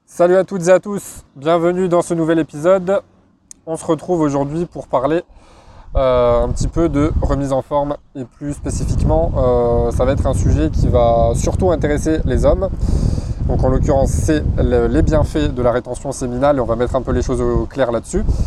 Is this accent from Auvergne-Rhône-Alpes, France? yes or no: yes; Grenoble, Auvergne-Rhône-Alpes, France; je suis de Grenoble